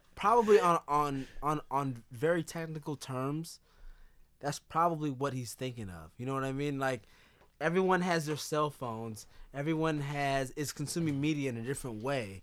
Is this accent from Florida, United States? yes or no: no; California, United States; moved away; also born or lived in Chicago; we're both from California.